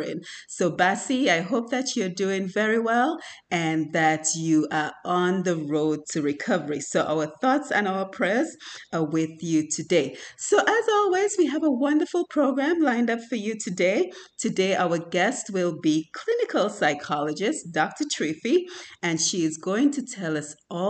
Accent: Dominica; now in Atlanta, United States; we're both from Dominica

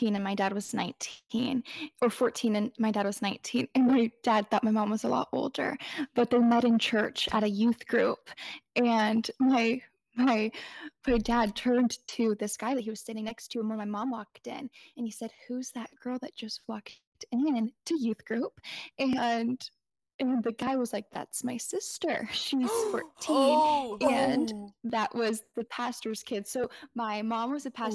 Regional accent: Northern California, United States; I'm from Northern California. I've grown up pretty much in where I live. I was born in this county.

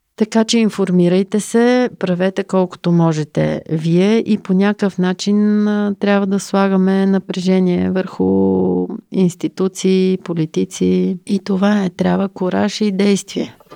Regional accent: Bulgaria; Ние като българи

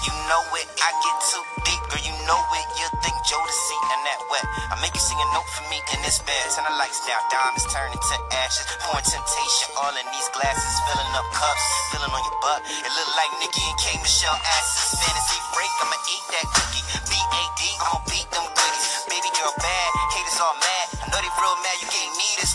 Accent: New Jersey, United States; I'm from South Jersey

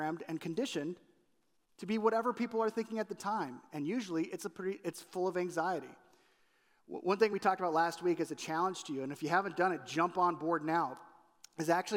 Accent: California, United States; moved away as an adult; now in Chicago, United States; When I was growing up in California

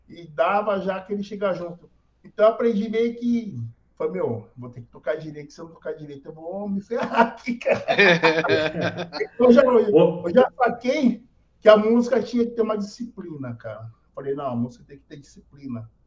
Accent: Cananéia, São Paulo, Brazil; born there; eu nasci em Cananéia, brother. Minha história tá é muito

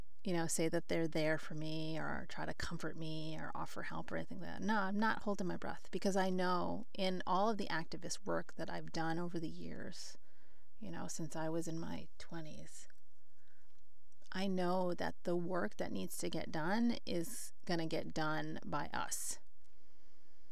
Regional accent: United States

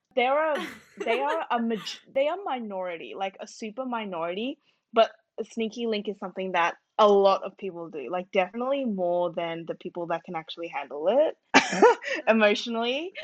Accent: Australia; as an Australian Burmese student

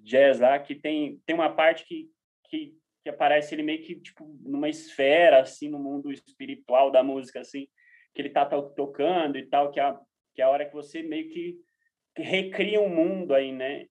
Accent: Brazil; como brasileiros

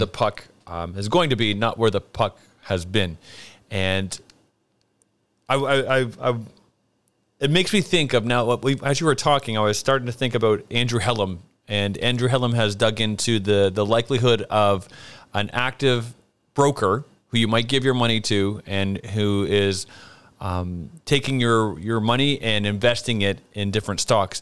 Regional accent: Brantford, Ontario, Canada; I'm from Canada, and my hometown actually is Brantford, Ontario

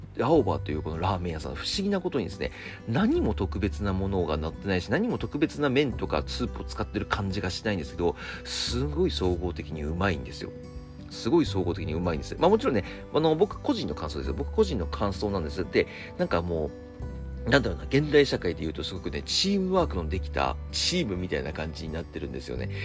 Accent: Akita, Japan; moved away as an adult; now in Tokyo, Japan; 一回秋田に帰ったんですよ、僕。

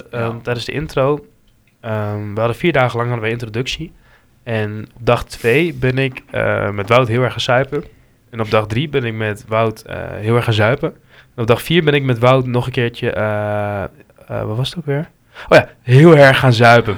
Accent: Hengelo, Overijssel, Netherlands; uit Hengelo

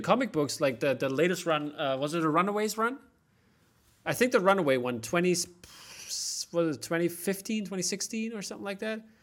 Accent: East Germany, Germany; I grew up in East Germany

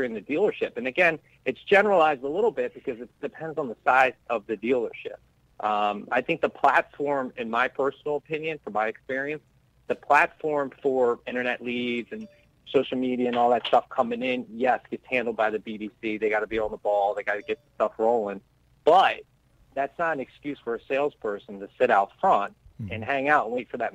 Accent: Pennsylvania, United States; I'm from Pennsylvania

